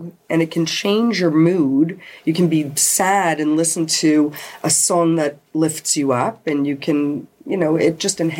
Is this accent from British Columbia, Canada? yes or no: no; London, Ontario, Canada; I grew up in London